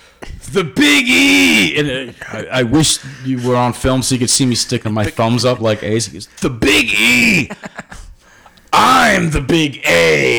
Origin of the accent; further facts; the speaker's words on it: United States; moved away; I grew up on the New York side.